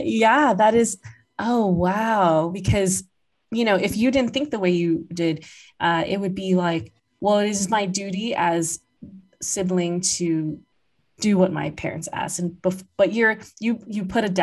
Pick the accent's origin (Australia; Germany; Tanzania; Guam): Guam; I grew up in Guam where I could move a bit more freely than my parents